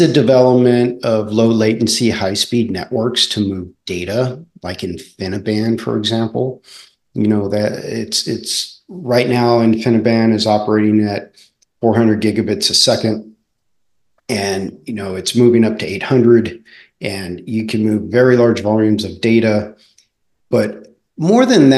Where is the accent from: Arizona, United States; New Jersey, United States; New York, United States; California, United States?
California, United States; Southern; I raced BMX growing up in Southern California